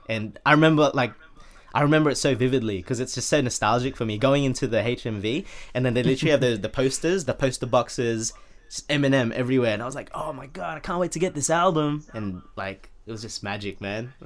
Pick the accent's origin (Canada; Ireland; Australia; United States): Australia; Sydney, New South Wales; now in United Kingdom; I currently reside in, uh, U K, United Kingdom. Um, I was born in Sydney, Australia